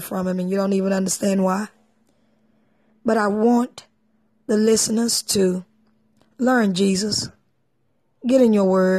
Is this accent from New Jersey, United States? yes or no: no; Texas, United States; I'm from Texas